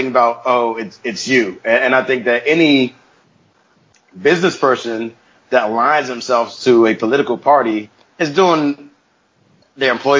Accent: United States; I grew up in America, you know, so as a black person in America

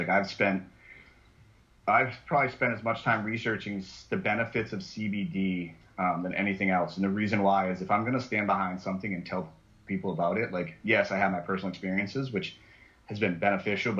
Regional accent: New England, United States; growing up in New England

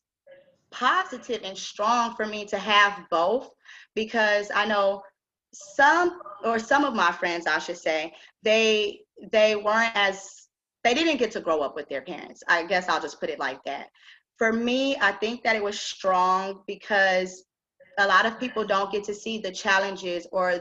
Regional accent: Austin, Texas, United States; I'm originally from Austin

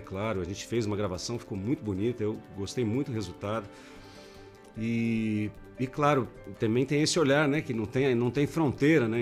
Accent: São Paulo, Brazil; moved away as an adult; now in Botucatu, Brazil; eu, eu, sou paulistano

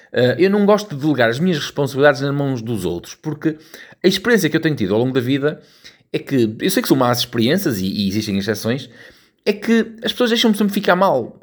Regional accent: Portugal

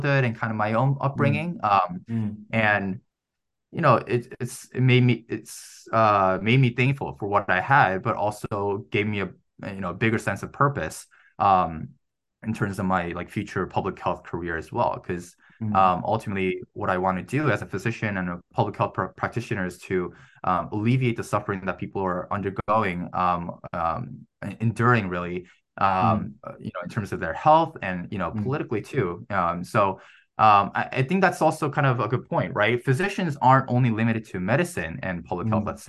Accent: Chicago, Illinois, United States; moved away as an adult; now in New York, United States; my hometown of Chicago

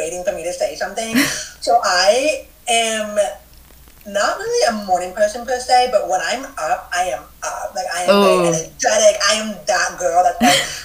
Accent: North Carolina, United States; moved away as an adult; also born or lived in Pittsburgh / Georgia; now in Boston, United States; I was born and raised in North Carolina

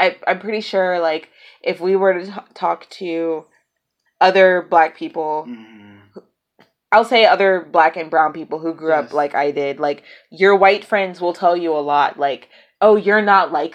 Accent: New Orleans, Louisiana, United States; I grew up in New Orleans.

